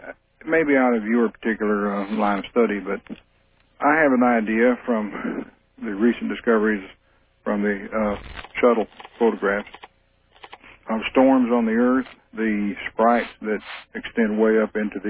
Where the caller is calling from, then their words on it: Houston, Texas, United States; Hello, this is … from Houston.